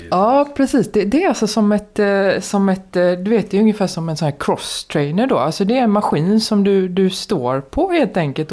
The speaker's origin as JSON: {"language": "Swedish", "town": "Gothenburg", "region": "Västra Götaland", "country": "Sweden", "tie": "born or raised there", "said": "jag är uppvuxen i Kortedala i Göteborg."}